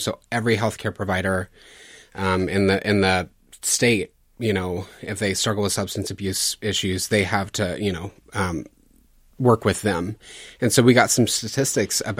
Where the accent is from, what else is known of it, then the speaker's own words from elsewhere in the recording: Louisiana, United States; I grew up deep south in Louisiana.